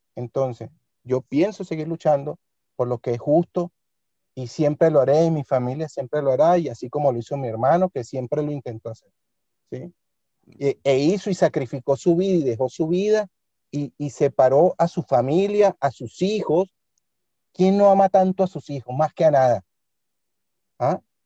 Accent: Venezuela; moved away as an adult; now in Spain; mi país de origen

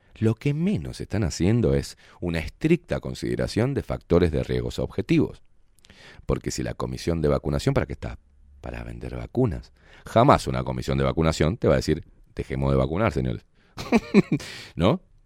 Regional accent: Uruguay; como buenos uruguayos

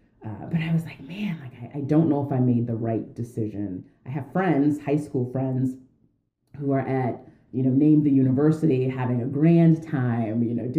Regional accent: West Point, New York, United States; also born or lived in Germany; you know, moved, I was born in Germany, kind of moved over all over a bit. But then he went back to West Point, I believe as a captain. So I was in preschool, kindergarten, first grade, I did at West Point Elementary.

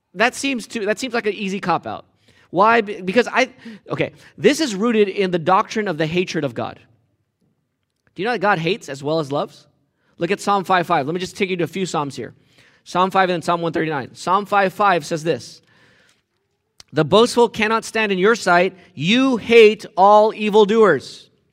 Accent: United States; I'm American.

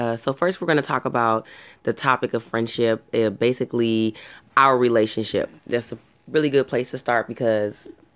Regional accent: Long Beach, California, United States; I live and was born and raised in Long Beach, California.

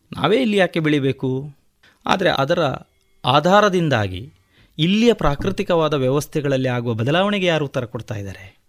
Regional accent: Mandekolu, Karnataka, India; ಸಣ್ಣದಿರುವಾಗ ನಾನು ಹೇಳಿದೆ ನನ್ನದೊಂದು ಆ ಕಾಲದಲ್ಲಿ ಮಂಡ್ಯಕೋಲನ್ನು ಕುಗ್ರಾಮ ಅಂತ ಕರಿತಾ ಇದ್ದದ್ದು

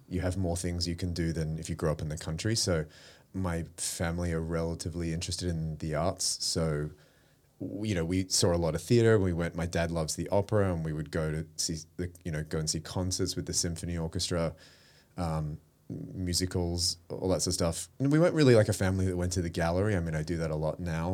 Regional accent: Melbourne, Victoria, Australia; moved away as an adult; now in Sydney, Australia; I grew up in Melbourne. So, I spent all of my childhood down there. I didn't move to Sydney till I was, till two thousand

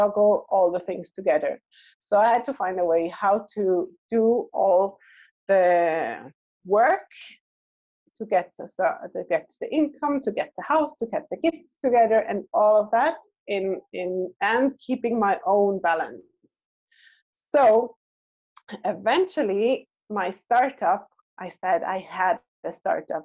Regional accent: Switzerland; moved away as an adult; also born or lived in Israel; I was born in Switzerland

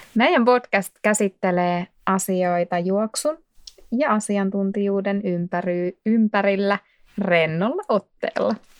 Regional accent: Laukaa, Central Finland, Finland; moved away as an adult; now in Vantaa, Finland; mä oon kotoisin Laukaasta, Keski-Suomesta

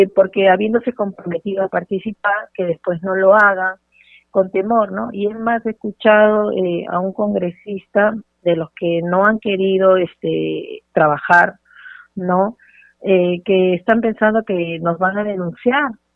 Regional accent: Peru

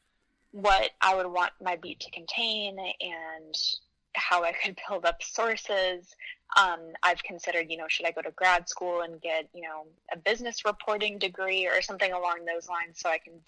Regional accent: Michigan, United States; now in Queens, New York, United States; I'm obviously not native. I'm from Michigan

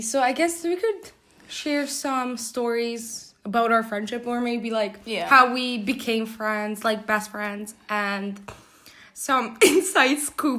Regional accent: Hungary; now in Poland; I'm from Hungary, but I live in Poland and I attend an international school where I do the IB diploma right now.

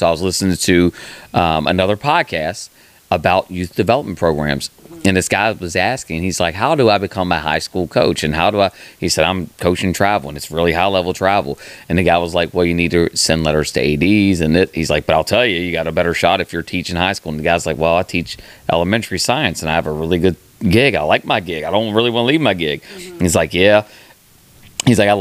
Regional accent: West Virginia, United States; as someone that came up in West Virginia sports

